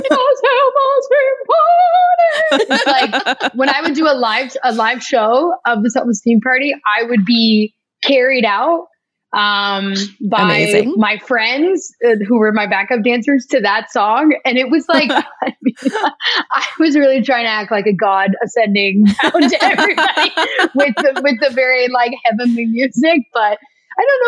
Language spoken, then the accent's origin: English; Toronto, Ontario, Canada; now in Los Angeles, United States; my husband and I are both from Toronto